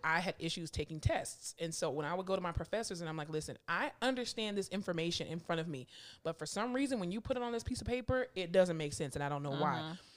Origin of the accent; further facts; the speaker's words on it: Florida, United States; moved away as an adult; now in Texas, United States; I'm from Florida